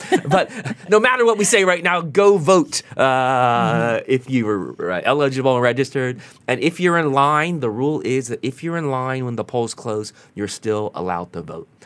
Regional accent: United States; as an American

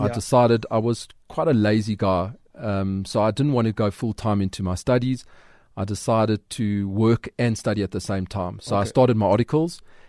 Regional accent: Johannesburg, Gauteng, South Africa; We lived in a fairly modest area in Edenville.

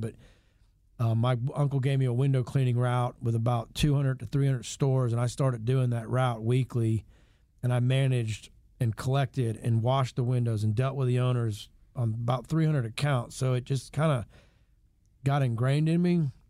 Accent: New Jersey, United States; born there; moved away; I was born in New Jersey, but we moved here because my dad was in pharmaceutical sales in 1980.

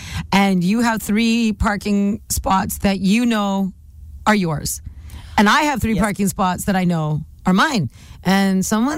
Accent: Nanaimo, British Columbia, Canada; moved away as an adult; also born or lived in Vancouver Island; now in South Surrey, Canada; I'm from Nanaimo. Okay. I grew up there. I know the island.

